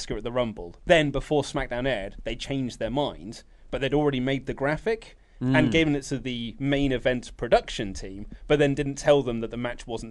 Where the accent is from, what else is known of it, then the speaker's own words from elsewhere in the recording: United Kingdom; we're British